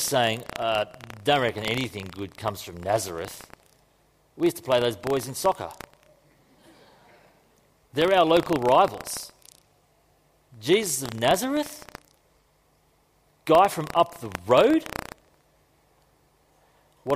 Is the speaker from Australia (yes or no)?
yes; Queensland, Australia; I'm from Queensland.